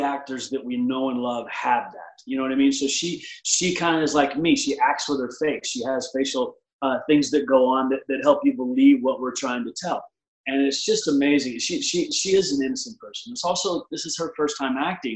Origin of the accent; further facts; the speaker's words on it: Texas, United States; moved away; also born or lived in Dallas, Texas / Odessa, Texas / Oklahoma; I was born in Texas. I grew up in Dallas and Odessa, moved to Oklahoma back